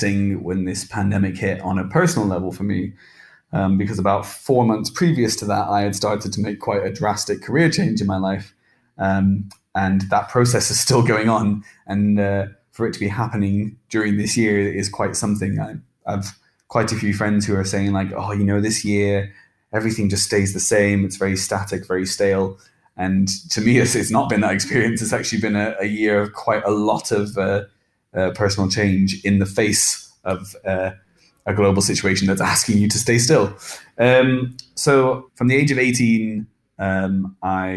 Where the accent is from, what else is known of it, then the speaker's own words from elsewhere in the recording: England, United Kingdom; accent: English; I'm just going to speak in my English accent